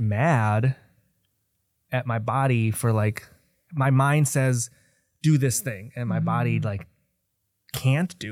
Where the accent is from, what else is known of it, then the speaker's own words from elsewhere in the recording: Kenosha, Wisconsin, United States; moved away as an adult; now in Milwaukee, United States; I was born and raised in Kenosha